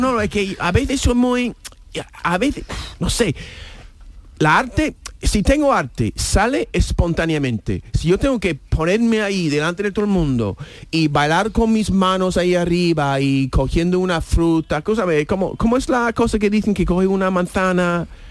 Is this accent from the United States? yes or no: yes; New York, United States; Spanish is a second language; now in Spain; como neoyorquino